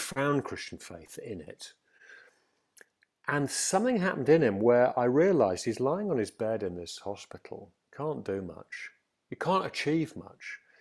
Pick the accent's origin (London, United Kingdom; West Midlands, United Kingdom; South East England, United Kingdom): West Midlands, United Kingdom; Stafford; I was brought up in Stafford, a very secure home